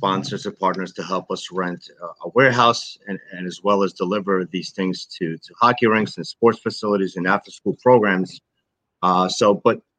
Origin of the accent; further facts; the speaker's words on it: New York City, New York, United States; We were raised in Brooklyn, New York.